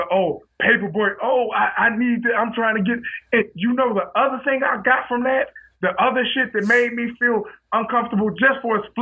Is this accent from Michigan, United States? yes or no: yes; Detroit, Michigan, United States; also born or lived in Farmington Hills, Michigan; We both from Detroit